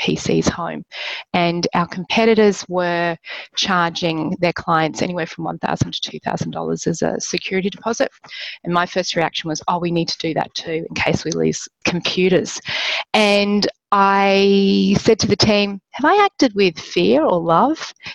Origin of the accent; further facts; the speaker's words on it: Australia; moved away as an adult; now in Philippines; I'm Australian